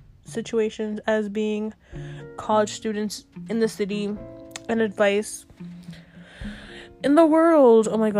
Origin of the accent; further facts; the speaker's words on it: Westchester, New York, United States; I'm from Westchester.